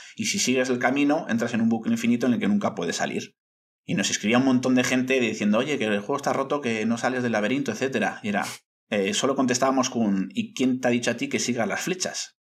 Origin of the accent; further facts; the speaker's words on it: Bilbao, Basque Country, Spain; soy muy, soy muy, muy bilbaíno y me gusta fardar de ciudad allá donde voy